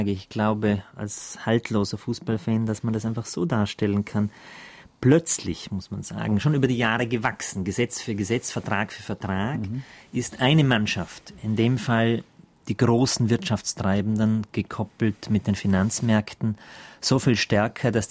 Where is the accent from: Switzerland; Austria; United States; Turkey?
Austria; also born or lived in Germany; Das darf ich als Österreicher noch mitsagen, der hier